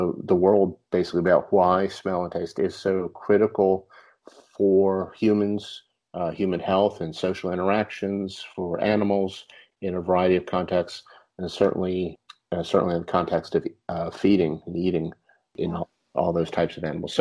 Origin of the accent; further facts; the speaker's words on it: Charlottesville, Virginia, United States; moved away as an adult; now in Florida, United States; I grew up in Virginia, Charlottesville, and went to the University